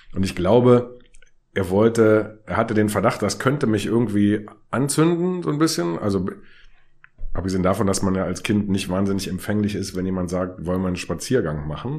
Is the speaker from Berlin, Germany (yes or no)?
yes; Berlin, Germany; born or raised there; also born or lived in England